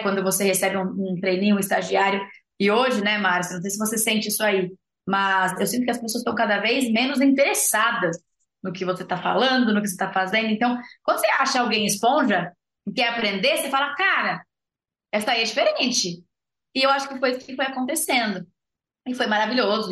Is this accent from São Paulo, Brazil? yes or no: yes; São Paulo, Brazil; moved away as an adult; also born or lived in Botucatu; eu sou uma zootecnista nascida e criada em São Paulo, capital